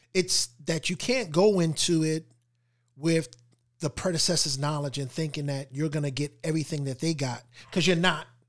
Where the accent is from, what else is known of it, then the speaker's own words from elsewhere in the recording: New York, United States; we're from New York